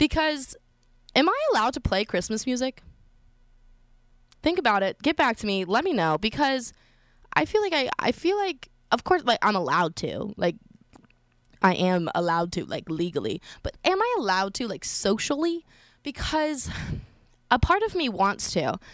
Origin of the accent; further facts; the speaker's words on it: Colorado, United States; I'm from Colorado, so I'm used to, like, the snow and skiing and it being really cold